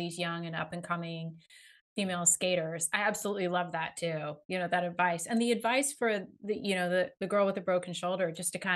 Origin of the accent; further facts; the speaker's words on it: Northern California, United States; I grew up in Northern California